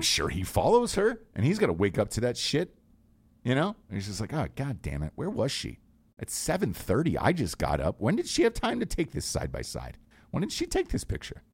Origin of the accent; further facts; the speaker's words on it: Georgia, United States; I'm from Georgia